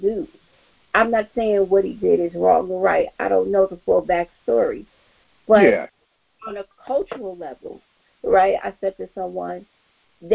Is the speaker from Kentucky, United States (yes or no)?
no; New York City, New York, United States; I grew up in Bed-Stuy